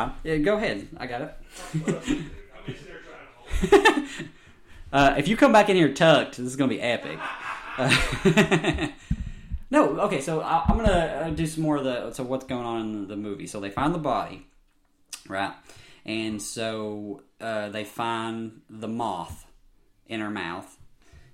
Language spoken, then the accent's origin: English; the South, United States; I'm from the South